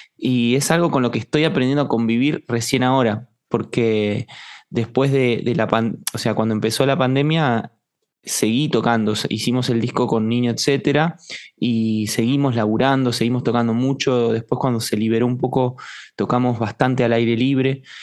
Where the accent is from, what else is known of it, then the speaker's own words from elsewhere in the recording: Estación Chapadmalal, Buenos Aires Province, Argentina; moved away; also born or lived in Mar del Plata; yo nací en Mar del Plata, y me crié en Estación Chapadmalal, que es un pueblo cerca de Mardel